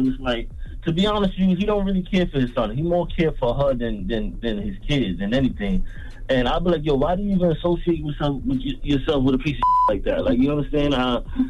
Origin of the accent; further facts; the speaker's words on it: New York, United States; I'm from Long Island.